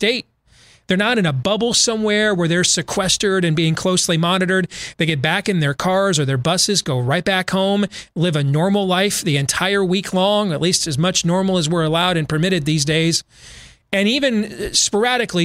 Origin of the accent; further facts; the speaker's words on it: Iowa, United States; my home state